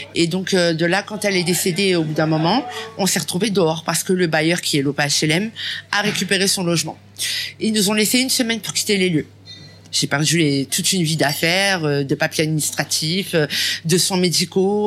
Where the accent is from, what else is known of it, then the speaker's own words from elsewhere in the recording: France; je suis une Française et que je suis née en France